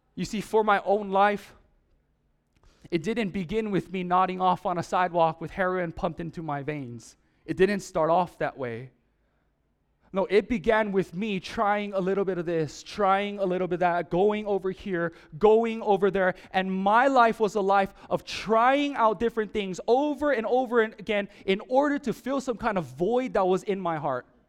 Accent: Oahu, Hawaii, United States; I'm from Oahu

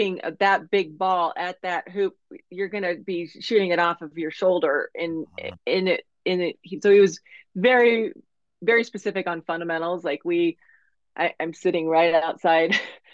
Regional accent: Colorado Springs, Colorado, United States; moved away as an adult; also born or lived in Kansas; growing up in Colorado Springs

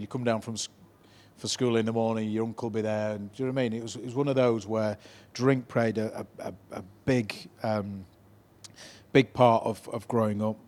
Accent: Leeds, Yorkshire and the Humber, United Kingdom; I grew up in probably four of the most deprived areas in Leeds, Chapel Town, Harrods, Beeston, Hunslet

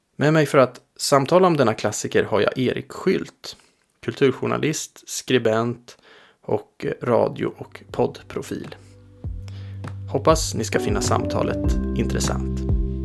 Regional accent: Linköping, Östergötland, Sweden; Linköping där jag växte upp

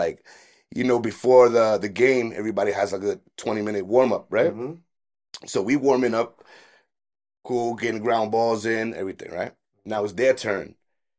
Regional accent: New York City, New York, United States; also born or lived in Bed-Stuy, Brooklyn; growing up in Brooklyn, Bushwick.

